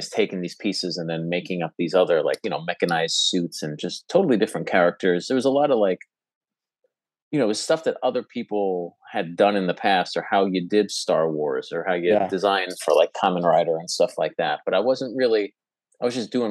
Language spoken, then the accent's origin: English; New Jersey, United States; moved away as an adult; also born or lived in New York; I'm from Jersey originally